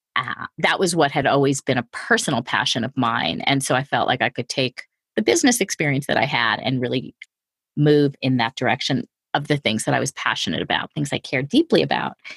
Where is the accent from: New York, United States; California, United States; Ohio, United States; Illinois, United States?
New York, United States; outside of New York City, United States; I grew up outside of New York City in a pretty large family